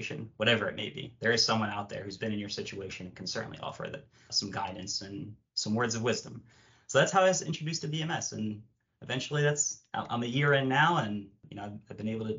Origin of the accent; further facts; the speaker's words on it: United States; also born or lived in Morocco / Philadelphia, Pennsylvania, United States; I came to the U.S. when I was 3 years old with my parents